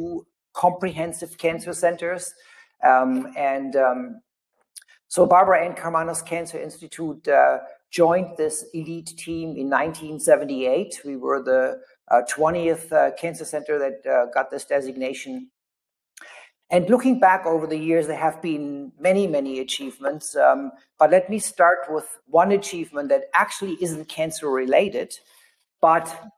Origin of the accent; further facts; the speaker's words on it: Germany; English is a second language; moved away as an adult; also born or lived in Buffalo, New York / Tampa, Florida; now in Detroit, United States; as you can probably tell from my accent, I'm not from the United States. I'm originally from Germany. I came to the U.S. in 1983